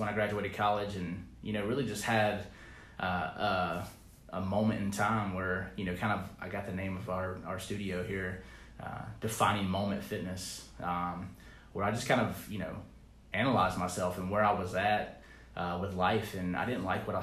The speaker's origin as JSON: {"language": "English", "town": "Pickens", "region": "South Carolina", "country": "United States", "lives_now": "Charleston, United States", "said": "I'm from Pickens"}